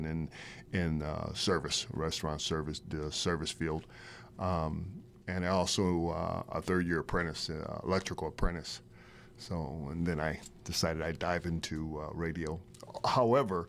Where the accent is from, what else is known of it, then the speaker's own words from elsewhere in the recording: Akron, Ohio, United States; moved away as an adult; also born or lived in Riverside, California; born and raised in Akron, Ohio